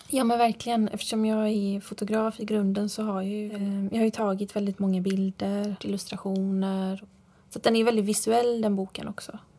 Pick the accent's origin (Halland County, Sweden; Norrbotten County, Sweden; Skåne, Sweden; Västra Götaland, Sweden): Halland County, Sweden; Fjärås; also born or lived in Frillesås; jag är ju uppvuxen i Fjärås